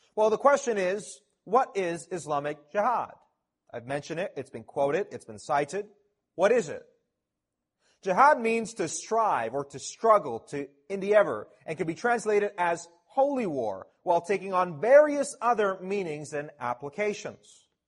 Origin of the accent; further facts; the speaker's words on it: Toronto, Ontario, Canada; I'm a local Canadian, born and raised in Toronto